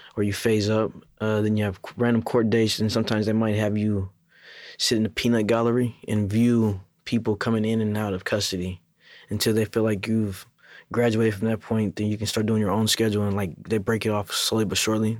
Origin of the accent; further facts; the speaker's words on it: Seattle, Washington, United States; moved away as an adult; also born or lived in Federal Way, Washington / Kent, Washington; now in Tacoma, United States; from Seattle, Federal Way, and then Kent